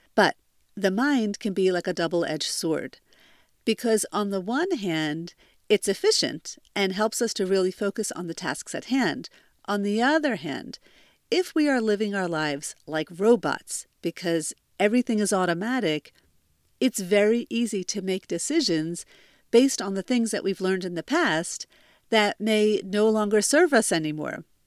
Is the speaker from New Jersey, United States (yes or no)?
yes; New Jersey, United States; moved away as an adult; now in Israel; I'm originally from New Jersey, but I've been living in Israel for almost fifteen years